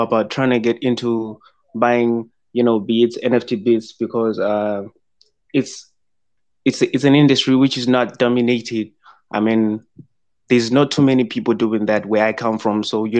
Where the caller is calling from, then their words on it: Zimbabwe; I'm calling in from Zimbabwe.